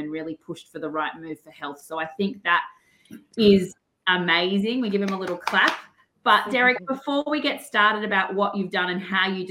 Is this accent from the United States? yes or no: no; Australia; I'm your Australian dental hygienist